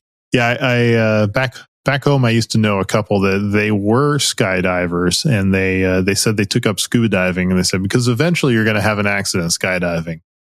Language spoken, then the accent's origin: English; United States; I'm American myself.